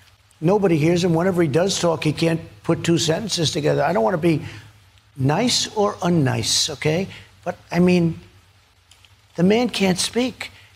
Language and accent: English; New York, United States; I was from Manhattan, from New York.